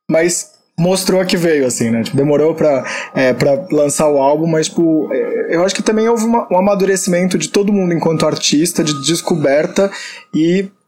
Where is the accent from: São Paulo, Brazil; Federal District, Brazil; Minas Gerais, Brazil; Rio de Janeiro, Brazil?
São Paulo, Brazil; Ilia, ela é né? da minha quebrada, da Baixada Santista.